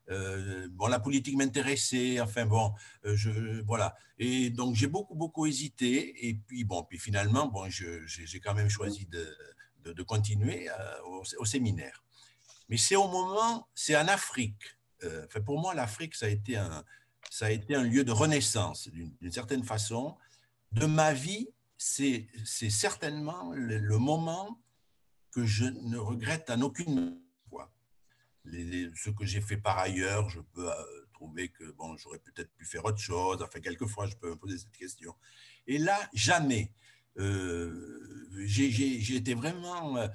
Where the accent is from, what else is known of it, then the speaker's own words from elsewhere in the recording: Juillan, Occitania, France; born there; je suis né à Juillan, donc il y a 73 ans, dans une, une famille d'agriculteurs parents étaient, paysans, une petite, euh, une, petite ferme